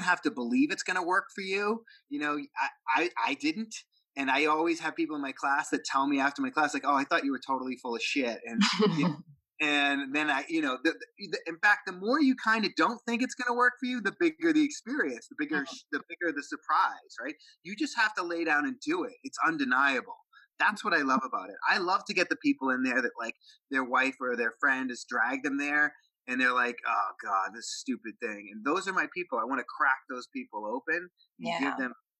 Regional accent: Boston, Massachusetts, United States; I'm from Boston

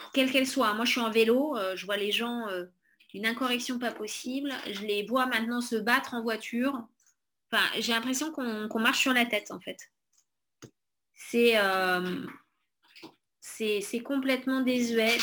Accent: Corrèze, Nouvelle-Aquitaine, France; on est originaire de Corrèze

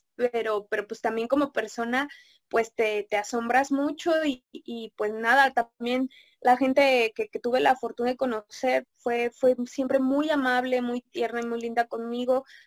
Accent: Mexico; como mexicanos

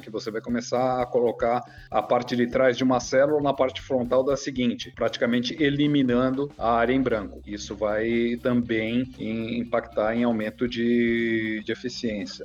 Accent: Brazil; como nós brasileiros estamos acostumados

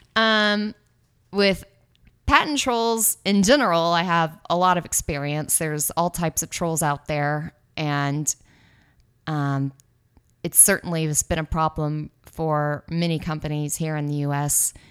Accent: Austin, Texas, United States; moved away as an adult; now in San Francisco, United States; was born and raised in Austin, Texas. Um, I lived there with my family until I was around

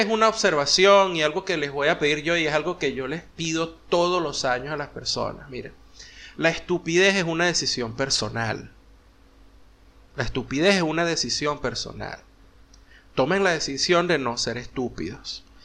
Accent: Venezuela; moved away as an adult; also born or lived in United States; cuando salimos de Venezuela y nos fuimos a, Estados Unidos

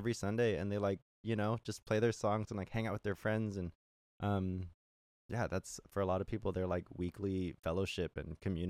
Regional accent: California, United States; now in Seattle, United States; And I, like I said, I came from California where, you know, like you want to play music, people are like, oh, like, you know, they kind of gatekeep a lot of like music opportunities

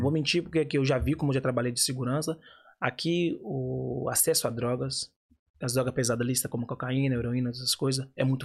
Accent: Minas Gerais, Brazil; Sou de Minas

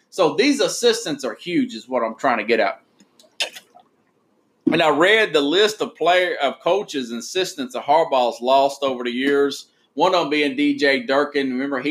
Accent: Tennessee, United States; Listen, I'm from Tennessee.

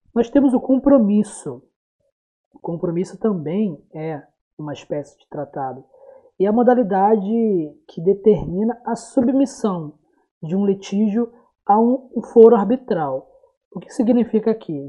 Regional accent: Brazil; tão atual para a gente enquanto brasileiros

